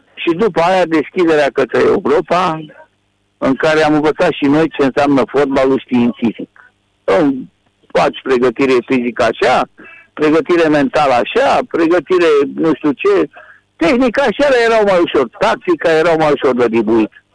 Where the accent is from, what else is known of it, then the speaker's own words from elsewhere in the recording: Romania; sunt român